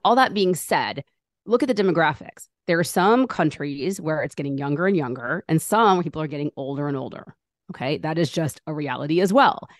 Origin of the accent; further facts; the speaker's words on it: United States; Born and raised in America